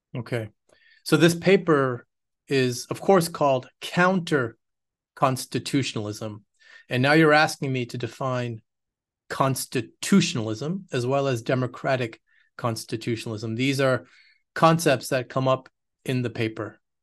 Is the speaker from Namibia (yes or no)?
no; Quebec, Canada; moved away as an adult; also born or lived in United States / United Kingdom; now in Austin, United States; I'm Canadian, born in Quebec, uh, raised there